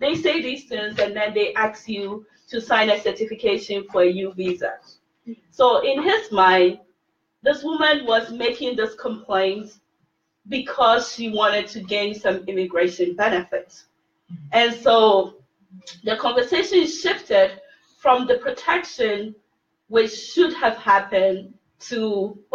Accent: Ghana; now in United States; I'm originally from Ghana, I speak to my family all the time in Ghana

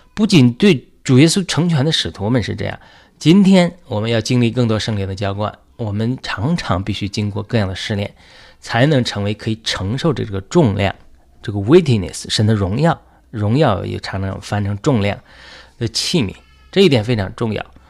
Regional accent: China; 我们中国人

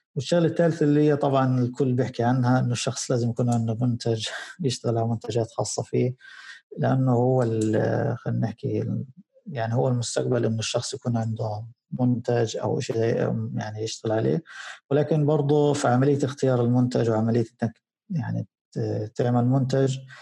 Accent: Gaza, Gaza Strip, Palestine; عندنا في غزه

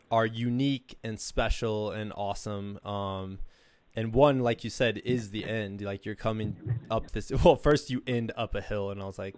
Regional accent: Iowa, United States; I'm from Iowa

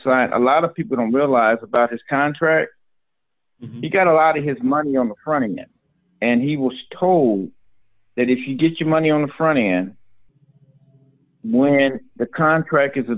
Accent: Chicago, Illinois, United States; Born and raised in Chicago, attended Shiloh Academy

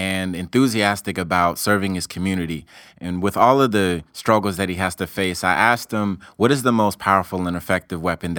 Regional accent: Silver Spring, Maryland, United States; moved away as an adult; also born or lived in Southeast Washington, D.C.; now in Washington, D.C., United States; I live in Southeast as well, and I've lived there for the past 2.5 years. And I'm from Silver Spring, so when I tell people I live in Southeast, they always question me, like, how do I like living there

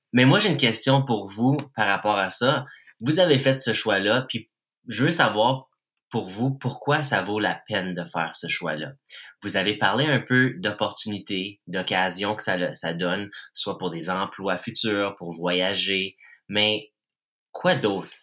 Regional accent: Timmins, Ontario, Canada; accent: francophone accent of Timmins; j'avais mon petit accent francophone de Timmins

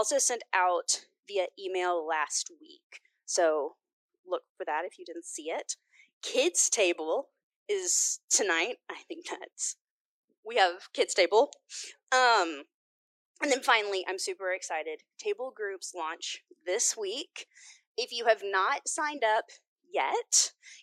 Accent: Fayetteville, Arkansas, United States; moved away as an adult; also born or lived in Washington, District of Columbia, United States; I grew up in Fayetteville, graduated from the university, moved to DC, where I lived for about 15 years

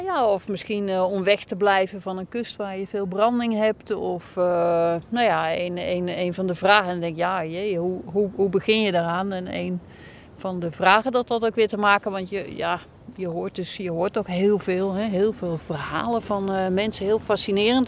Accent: North Brabant, Netherlands; moved away as an adult; also born or lived in Wadden Islands; Ik ben eh, geboren en getogen in Brabant

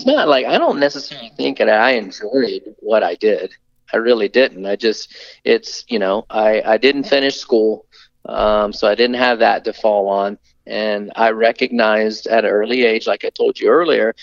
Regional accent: Tallahassee, Florida, United States; also born or lived in California; growing up in Tallahassee, Florida

